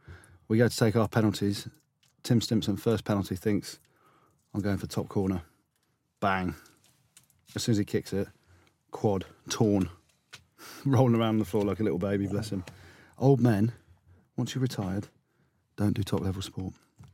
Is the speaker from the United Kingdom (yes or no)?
yes; Coventry, West Midlands, United Kingdom; Yeah, oh, I'm from Coventry.